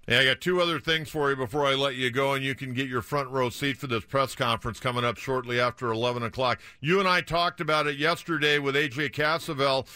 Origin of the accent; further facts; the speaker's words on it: North County, California, United States; I played with him, uh, growing up in North County.